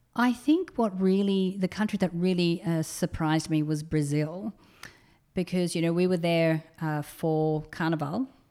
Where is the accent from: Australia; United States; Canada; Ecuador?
Australia; moved away; I'm an Australian